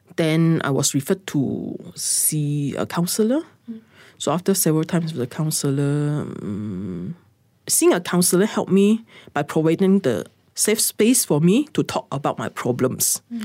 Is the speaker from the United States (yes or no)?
no; Sabah, Malaysia; moved away; I went back to my hometown, which is in Sabah